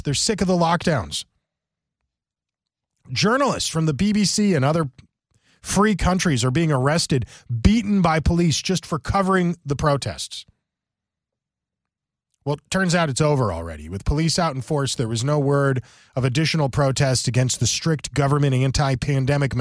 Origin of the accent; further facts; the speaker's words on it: United States; I'm an American